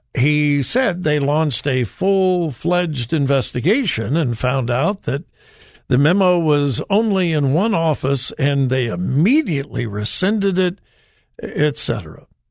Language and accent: English; Southern California, United States; I was raised in Southern California